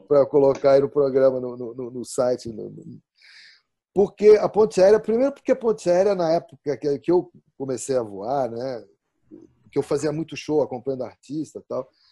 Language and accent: Portuguese; São Paulo, Brazil; now in Sorocaba, Brazil; eu sou paulistano da gema, né? porque eu nasci no Braz, fui criado na Moca